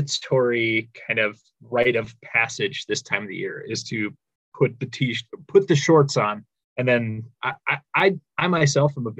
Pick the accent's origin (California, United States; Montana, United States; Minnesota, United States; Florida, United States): Minnesota, United States; being a Minnesotan